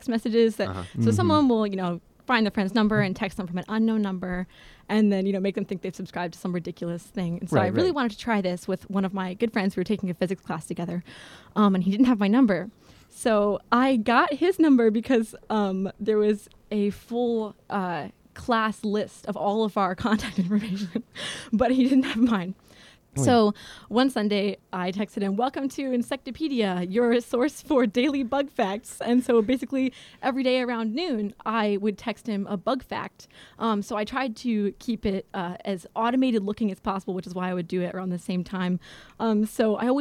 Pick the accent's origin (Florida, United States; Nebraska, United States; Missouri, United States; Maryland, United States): Florida, United States; moved away; I'm from Florida